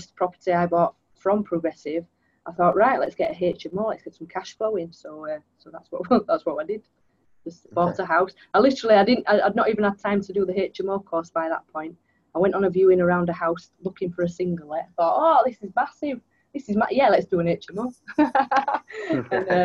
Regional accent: Leeds, Yorkshire and the Humber, United Kingdom; I am born and raised in Leeds, and because I've lived in this area all my life, even went to university here

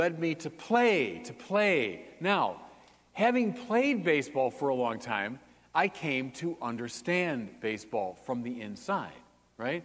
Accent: Detroit, Michigan, United States; now in Chicago, United States; I grew up outside Detroit, and my dad took my brother and me to a Tigers game in the summer of 1967

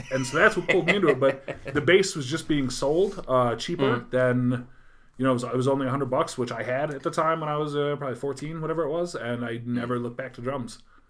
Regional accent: Utica, New York, United States; the kids I grew up with in Utica

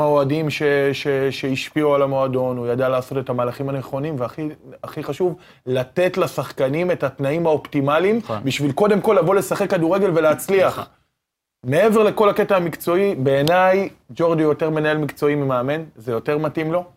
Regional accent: Haifa, Haifa District, Israel; גדלנו במועדון הזה מגיל תשע. אנחנו גדלנו בעיר הזאת

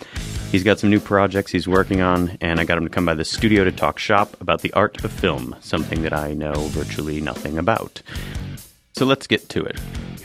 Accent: Traverse City, Michigan, United States; I grew up in Michigan

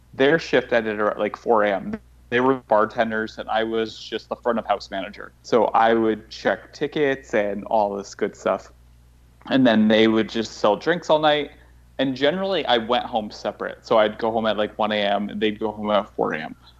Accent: New York, United States; also born or lived in Los Angeles; I'm from New York. I moved to Los Angeles for a year

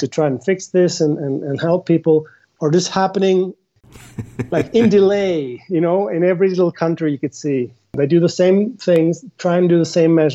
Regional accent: Norway; now in Spain; I'm from Norway

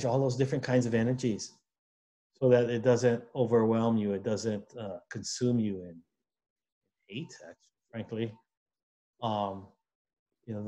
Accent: Hawaii, United States; we as Hawaiian people

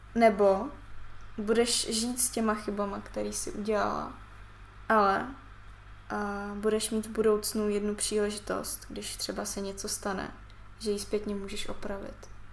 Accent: Siberia, Russia; moved away; jsem se narodila na Sibiři

